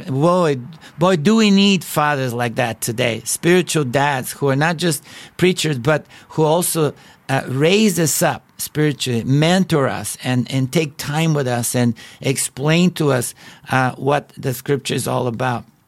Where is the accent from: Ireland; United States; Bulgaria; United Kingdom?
Bulgaria; English is a second language; moved away; as you can tell by my accent, I was not born in a free country. I was born in Bulgaria and that was communist country